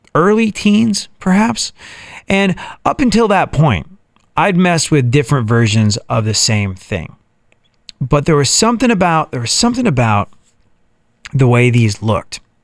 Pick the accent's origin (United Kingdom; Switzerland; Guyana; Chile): United Kingdom; England; moved away as an adult; also born or lived in New York, United States; now in Texas, United States; I was raised in England.